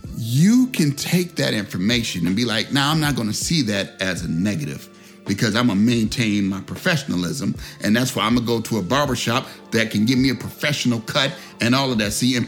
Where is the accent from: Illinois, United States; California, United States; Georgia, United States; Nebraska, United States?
Illinois, United States; Chicago; I'm from Chicago, they don't know who they dealing with.